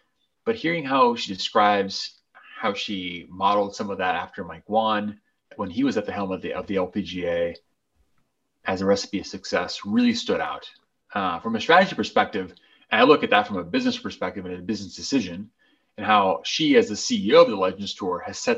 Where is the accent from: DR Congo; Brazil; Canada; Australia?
Brazil; I had seen him growing up in Brazil a little bit.